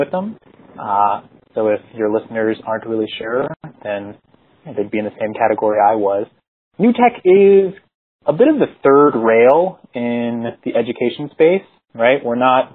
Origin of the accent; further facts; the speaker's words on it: Philadelphia, Pennsylvania, United States; moved away as an adult; also born or lived in San Jose, California; I'm from Philadelphia, went to school there